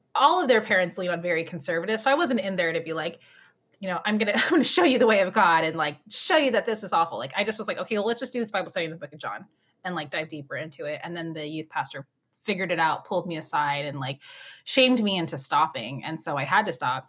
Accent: Orange County, California, United States; I grew up in Orange County. I live, I still live here in Orange County, California

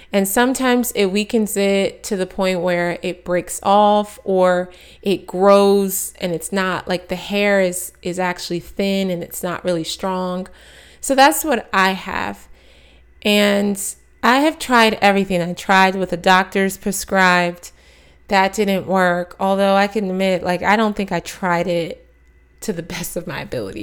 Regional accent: Maryland, United States; moved away as an adult; also born or lived in Texas / Atlanta, Georgia / New York City; I was born in Texas, raised in Maryland, went to school in Atlanta, Georgia

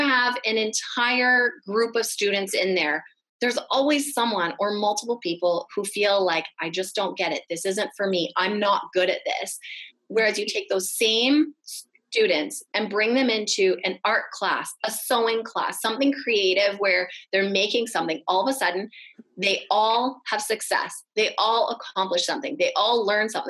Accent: Vancouver, British Columbia, Canada; moved away as an adult; also born or lived in Toronto, Canada; I grew up in Vancouver, when I moved out to Toronto for university

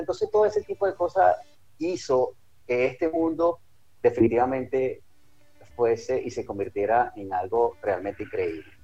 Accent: Caracas, Capital District, Venezuela; Yo nací y me crié en Caracas. Soy caraqueño

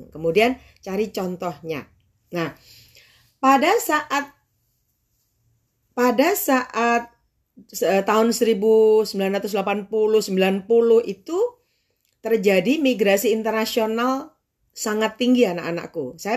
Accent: Tulungagung, East Java, Indonesia; Jadi di Tulungagung di kota saya, waktu itu tempat saya penelitian

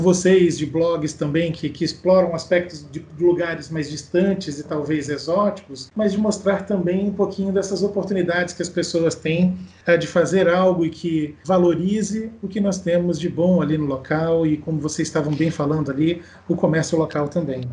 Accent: Pernambuco, Brazil; moved away as an adult; also born or lived in Rio Grande do Sul / Rio de Janeiro; now in Niterói, Brazil; Eu sou gaúcho, criado em Pernambuco e que vive há 20 anos no Rio de Janeiro

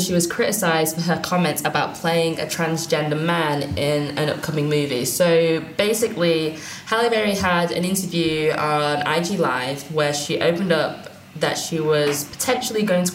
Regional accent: United Kingdom

